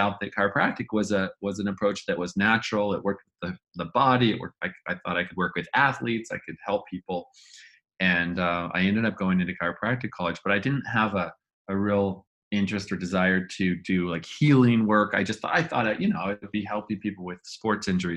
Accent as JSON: {"language": "English", "region": "Northern California", "country": "United States", "tie": "born or raised there", "said": "I was growing up in Northern California"}